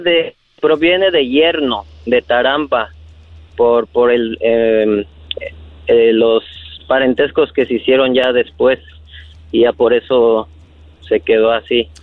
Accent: Tzintzuntzan, Michoacán, Mexico; soy de Michoacán, de un pueblo que se llama Sinzunzan

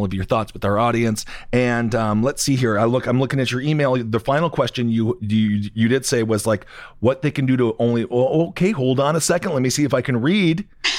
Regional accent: Wisconsin, United States; moved away; I'm from Wisconsin originally

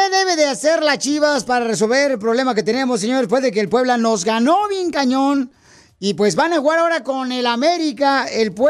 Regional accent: Ecuador; now in United States; De Ecuador

